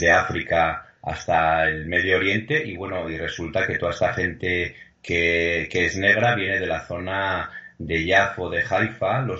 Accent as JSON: {"language": "Spanish", "town": "Pamplona", "region": "Navarre", "country": "Spain", "moved": "yes", "said": "como somos de Pamplona"}